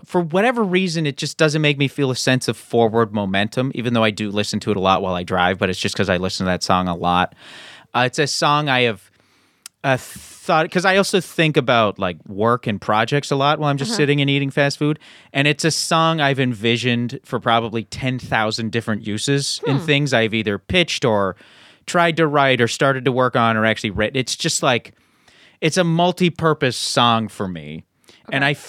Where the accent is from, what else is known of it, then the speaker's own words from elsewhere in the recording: Canada; now in United States; I'm also Canadian.